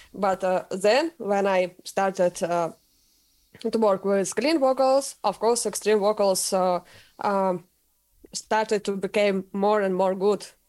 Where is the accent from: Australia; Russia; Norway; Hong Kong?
Russia; English is a second language; moved away as an adult; now in Sweden; I'm from Russia and I sing in Swedish band and live in Sweden now